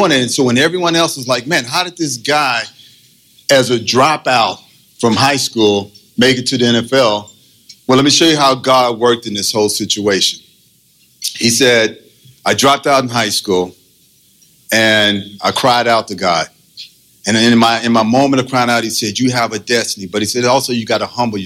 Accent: Austin, Texas, United States; moved away as an adult; also born or lived in Oakland, California; From Texas, I'm from Austin, Texas.

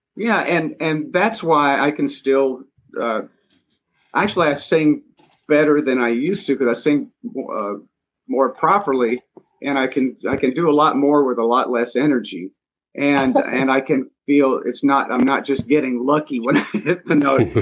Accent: Montgomery, Alabama, United States; moved away as an adult; I was back in my hometown, hometown in Montgomery, Alabama, uh, and playing in a bowling alley lounge with my buddies from high school

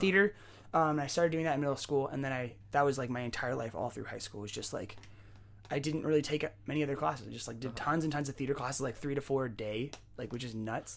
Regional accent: San Jose, California, United States; also born or lived in Bellingham; born and raised in San Jose

